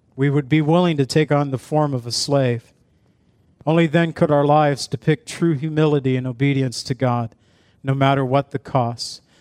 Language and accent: English; Zion, Illinois, United States; I was from Zion where we used to have a seal over our city crest that the town that was in Illinois